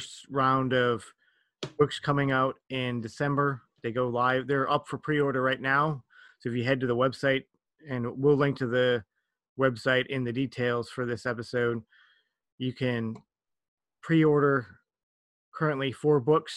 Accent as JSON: {"language": "English", "region": "Minnesota", "country": "United States", "moved": "yes", "lives_now": "South Korea", "said": "I'm from Minnesota in the United States, which is horribly, horribly cold"}